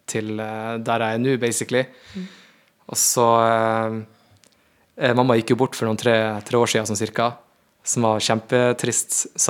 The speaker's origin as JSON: {"language": "Norwegian", "region": "Northern Norway", "country": "Norway", "said": "det blir ikke like altså, med meg som en nordlending"}